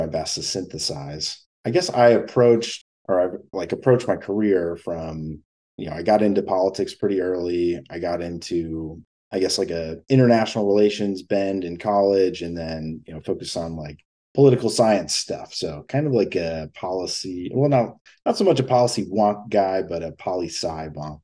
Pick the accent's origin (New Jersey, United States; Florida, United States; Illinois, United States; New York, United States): New York, United States; Rochester; moved away as an adult; also born or lived in Finger Lakes, New York; now in Manhattan, United States; I'm from Rochester, New York